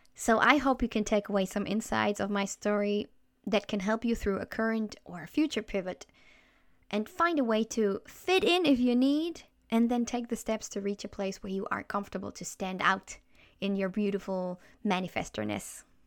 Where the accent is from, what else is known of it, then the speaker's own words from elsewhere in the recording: Germany; first language German; English is a second language; moved away as an adult; also born or lived in Chile; I felt growing up in Germany